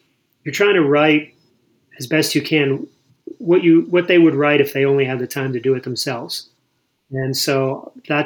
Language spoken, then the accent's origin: English; Boston, Massachusetts, United States; moved away; I was born in Boston. I grew up in Massachusetts.